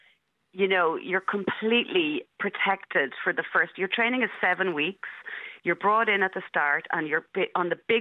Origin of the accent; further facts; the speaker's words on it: Dublin, Leinster, Ireland; I grew up in Marino, and I still live here now